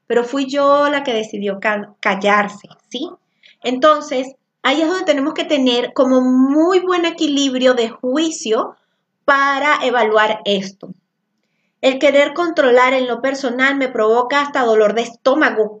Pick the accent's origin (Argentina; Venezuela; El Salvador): Venezuela; now in Zapopan, Mexico; soy venezolana. El venezolano normalmente habla muy alto. Y cuando yo llegué aquí a Zapopan, este, en Jalisco